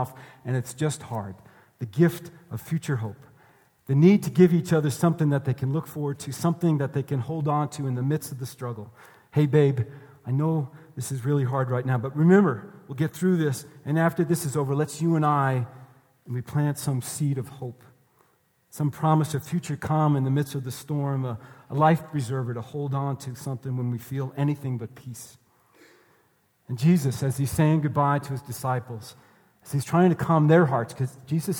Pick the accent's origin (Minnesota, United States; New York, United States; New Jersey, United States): New York, United States; moved away; I'm from New York.